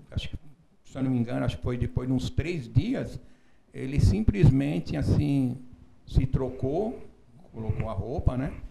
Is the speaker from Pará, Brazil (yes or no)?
no; São Paulo, Brazil; now in Santa Catarina, Brazil; Eu estou aqui em Santa Catarina há 25 anos, né? mas eu sou de São Paulo, né?